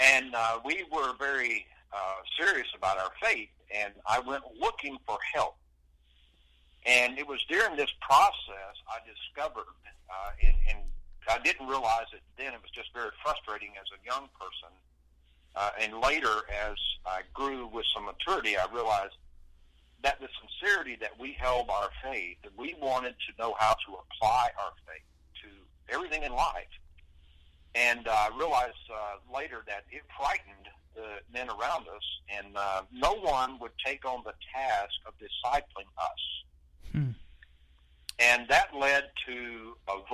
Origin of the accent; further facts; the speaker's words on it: Lawrence County, Alabama, United States; I was born in Lawrence County, Alabama. I presently live 8 miles from where I was born and raised. I'm a country boy.